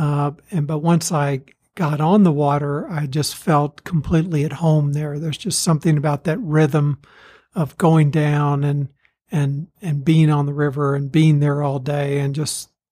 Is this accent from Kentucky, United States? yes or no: yes; Louisville, Kentucky, United States; moved away as an adult; now in Utah, United States; I didn't grow up here. I grew up in Louisville, Kentucky